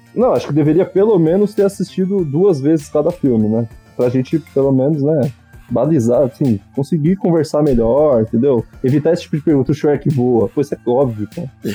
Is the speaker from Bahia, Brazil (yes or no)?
no; Ribeirão Pires, São Paulo, Brazil; eu era pequeno em Ribeirão Pires, na cidade onde eu cresci